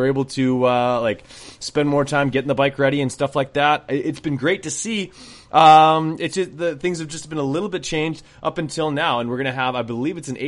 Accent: Canada; as Canadian as I am

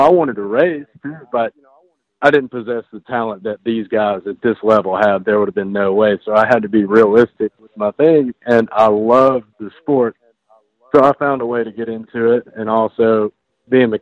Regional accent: the South, United States; Me being from the South

